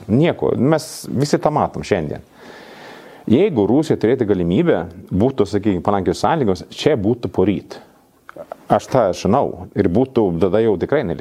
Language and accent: Lithuanian; Sweden; Lithuanian is a second language; now in Lithuania; kaip švedas